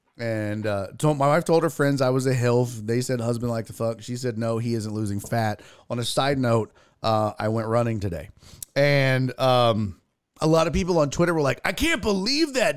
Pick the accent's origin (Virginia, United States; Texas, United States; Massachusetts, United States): Texas, United States; Houston; Born and raised in Houston, Texas